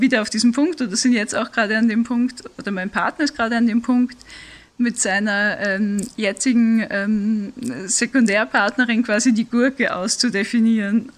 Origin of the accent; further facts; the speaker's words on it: Vienna, Austria; moved away; ich bin ursprünglich aus Wien, das heißt, ich habe ein bisschen einen Dialekt